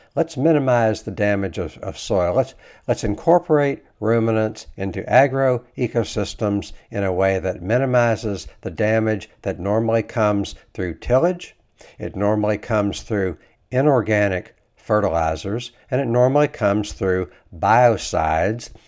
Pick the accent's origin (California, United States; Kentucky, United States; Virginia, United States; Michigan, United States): Kentucky, United States; I grew up in Kentucky.